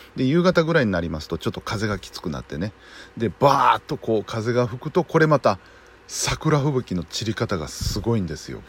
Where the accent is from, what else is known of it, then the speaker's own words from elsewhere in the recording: Tatsuta River area, Nara, Japan; うちの地元になるんですが、竜田川